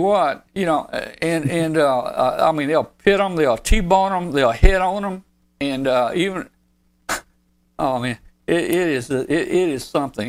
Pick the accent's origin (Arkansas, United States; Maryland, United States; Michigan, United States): Arkansas, United States; Arkansas is my home state.